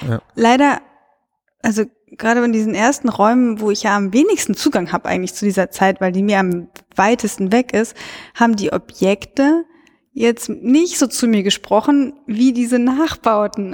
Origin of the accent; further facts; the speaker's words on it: Cologne, North Rhine-Westphalia, Germany; ich komme ja aus Köln